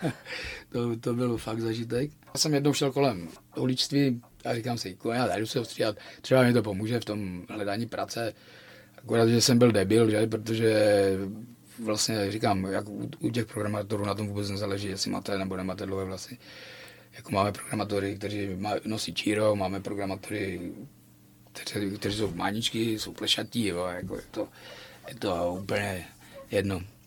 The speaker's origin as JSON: {"language": "Czech", "town": "Frýdek-Místek", "region": "Moravian-Silesian Region", "country": "Czechia", "tie": "born or raised there", "lives_now": "Ostrava, Czechia", "said": "já jsem vyrůstal ve Fritku Místku"}